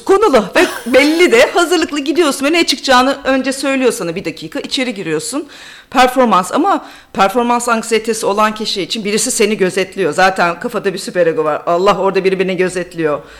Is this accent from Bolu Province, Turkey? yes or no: yes; Bolu, Bolu Province, Turkey; moved away as an adult; also born or lived in Ankara / Durham, United Kingdom; now in London, United Kingdom; Türkiye'de Bolu'da büyüdüm, Ankara'da okudum